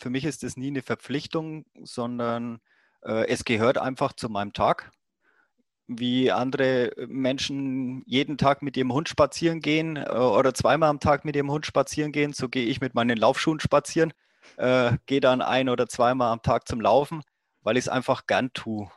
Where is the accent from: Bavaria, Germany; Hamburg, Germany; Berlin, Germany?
Bavaria, Germany; Roth; accent: Franconian; ich komme ja dann aus der Gegend von Rot. Rot, dieses Triathlon-Mekka